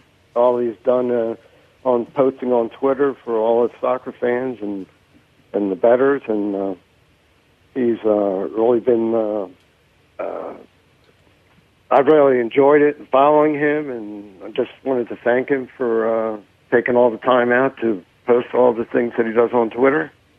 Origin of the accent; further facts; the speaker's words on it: Delaware, United States; I'm from Delaware